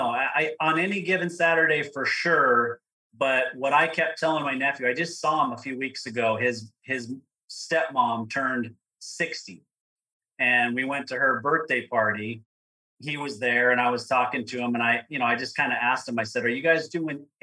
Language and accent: English; Provo, Utah, United States; I grew up in Provo, Utah, which is where Brigham Young University is.